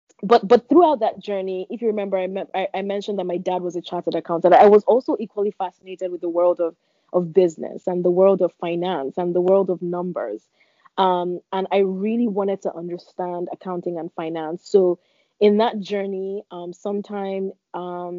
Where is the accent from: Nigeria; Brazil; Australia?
Nigeria; Lagos; I was born in Lagos, Nigeria, and I'm the first of five children